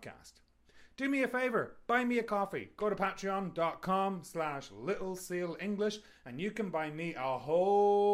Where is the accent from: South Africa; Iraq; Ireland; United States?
Ireland; Sligo, Connacht; moved away as an adult; now in Kelowna, Canada; I'm from Sligo originally